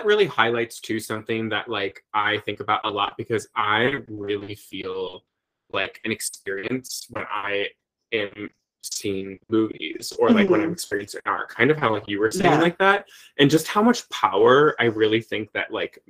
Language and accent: English; United States; growing mm-hmm. up like queer in a very mm-hmm. small town and, you know, the border of Illinois and Iowa, like, you know, 1,200 people in my hometown